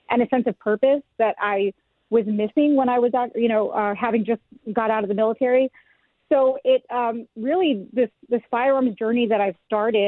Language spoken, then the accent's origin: English; San Diego, California, United States; moved away as an adult; also born or lived in South Carolina / Texas; now in Georgia, United States; I actually am from San Diego. I grew up in North County, San Diego